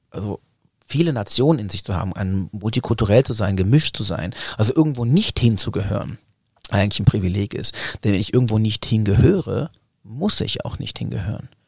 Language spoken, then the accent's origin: German; Germany; als ich bin ja in Deutschland geboren und auch in den Kindergarten gekommen